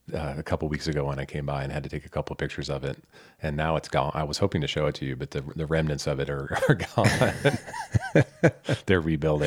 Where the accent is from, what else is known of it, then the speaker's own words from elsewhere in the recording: Michigan, United States; now in Lake Tahoe, United States; When I grew up in Michigan